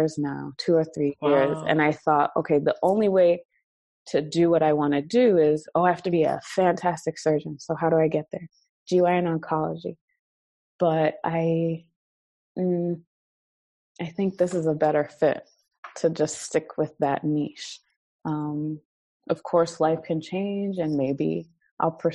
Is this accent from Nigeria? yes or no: yes; Nigeria; being Nigerian